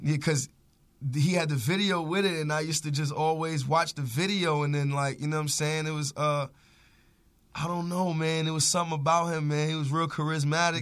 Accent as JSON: {"language": "English", "town": "New York City", "region": "New York", "country": "United States", "tie": "born or raised there", "said": "growing up in Harlem"}